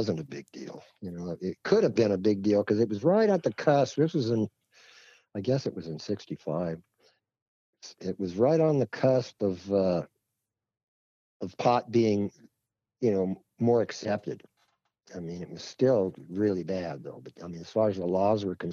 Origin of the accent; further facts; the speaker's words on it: Arcadia, California, United States; also born or lived in Los Angeles, California / Rossmoor, Orange County, California; Raised up in the San Gabriel Valley, Arcadia, near the Santa Anita racetrack. And then in my teens, moved down to Orange County and lived in a place called Rossmore.